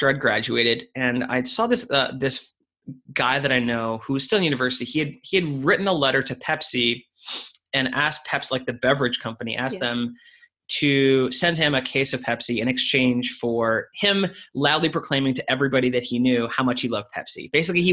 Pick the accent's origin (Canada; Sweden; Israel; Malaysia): Canada; moved away as an adult; also born or lived in United Kingdom; I'm Canadian. I lived in the UK for 3 years